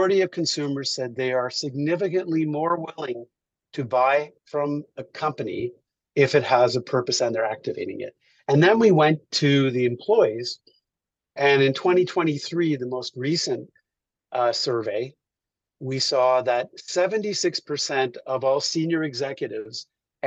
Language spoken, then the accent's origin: English; Montreal, Quebec, Canada; I grew up in Montreal.